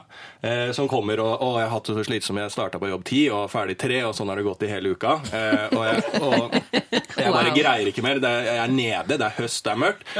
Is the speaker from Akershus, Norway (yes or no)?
yes; Bærums Verk, Akershus, Norway; jeg er fra Bærumsverk